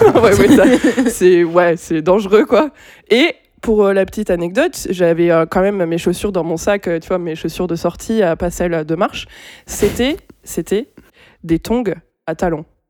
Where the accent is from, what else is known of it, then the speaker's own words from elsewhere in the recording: Bordeaux, Nouvelle-Aquitaine, France; also born or lived in Pessac; parce qu'on vient de Bordeaux